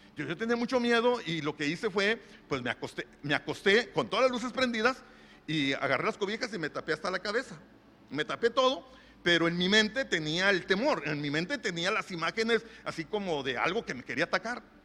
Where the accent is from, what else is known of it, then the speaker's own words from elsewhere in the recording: Monterrey, Nuevo León, Mexico; yo soy regio, hermano, yo aquí nací en Monterrey